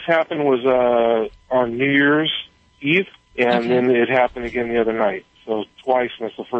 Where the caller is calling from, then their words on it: Cottonwood, California, United States; I'm in Cottonwood, California right now. I'm a truck driver.